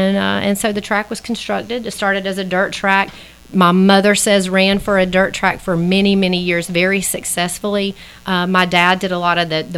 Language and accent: English; Seneca, South Carolina, United States; most people know I'm from Seneca, Oconee County.